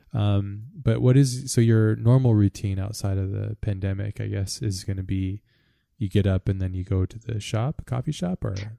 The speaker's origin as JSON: {"language": "English", "country": "United States", "said": "as an American"}